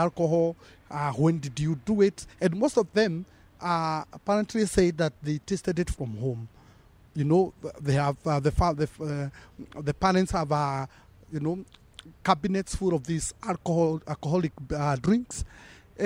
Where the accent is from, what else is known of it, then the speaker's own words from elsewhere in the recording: Kenya; we are building a Kenyan culture of drinking